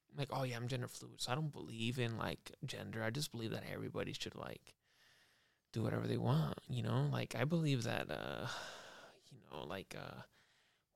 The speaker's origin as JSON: {"language": "English", "country": "United States", "said": "I'm American, dude. I'm from America."}